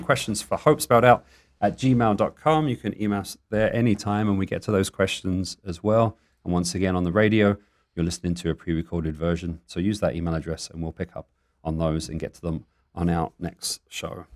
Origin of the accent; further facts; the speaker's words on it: England, United Kingdom; accent: English; now in Tucson, United States; I sounded very English then.